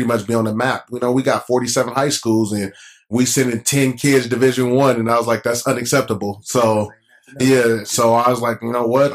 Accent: Las Vegas, Nevada, United States; also born or lived in California; Born and raised in Las Vegas, Nevada

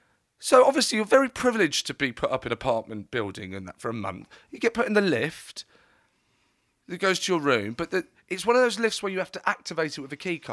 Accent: United Kingdom; I'm British

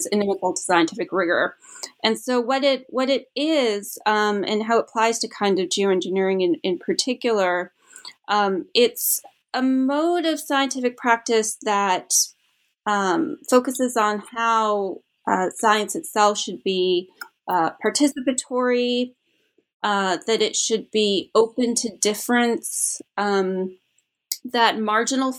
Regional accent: Canada; moved away; I'm originally from Canada

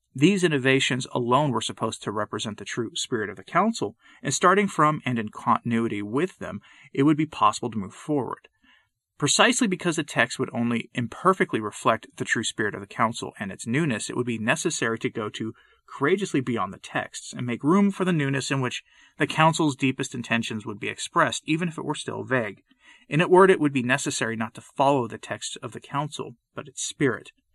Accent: Northeast, United States; I grew up in the Northeast

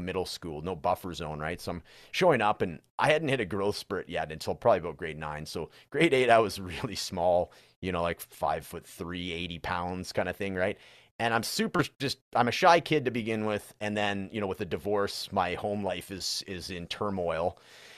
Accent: British Columbia, Canada; So I'm actually from British Columbia, which is like the neighboring province. So that's where Vancouver is and all that.

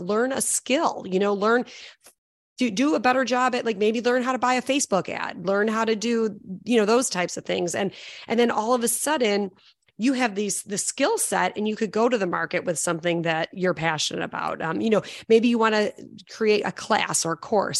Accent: Chicago, Illinois, United States; I'm from Chicago

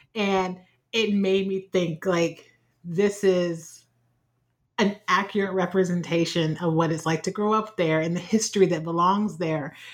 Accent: Ohio, United States; born or raised there

